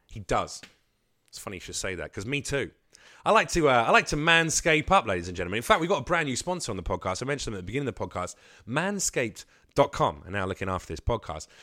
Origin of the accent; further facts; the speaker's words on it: England, United Kingdom; moved away as an adult; now in United States; I'm from England. But motherfucker, I moved here three years ago and I do stand up